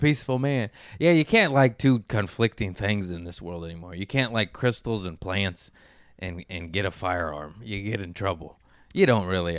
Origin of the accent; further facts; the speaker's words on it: Torrance, California, United States; also born or lived in Harbor City / Lomita; I grew up in Torrance, West Torrance, born in Harbor City. Then I moved to Lomita